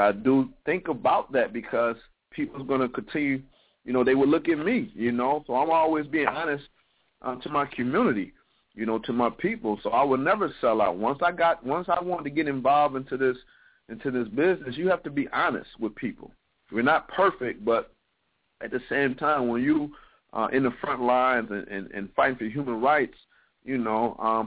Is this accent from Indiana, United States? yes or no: no; Toledo, Ohio, United States; you being from my hometown, I am from Toledo